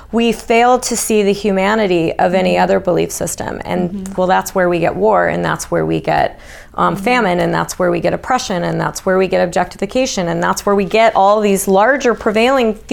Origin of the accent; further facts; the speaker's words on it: United States; I was from America